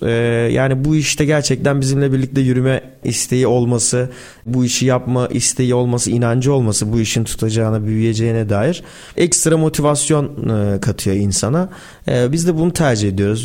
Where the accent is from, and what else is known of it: Turkey